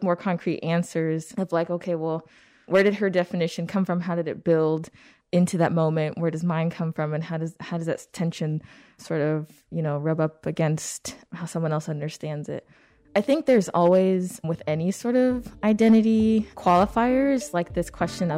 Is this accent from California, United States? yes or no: yes; California, United States; moved away as an adult; now in Chicago, United States; I'm from California, although I have, yeah, spent a significant amount of my adulthood in Chicago